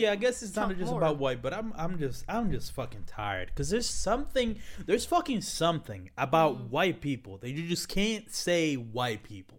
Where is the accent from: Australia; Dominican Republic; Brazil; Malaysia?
Dominican Republic; now in United States; the fact that I came from the Dominican Republic, came to this country, is something that I'm just, I don't see what the problem is.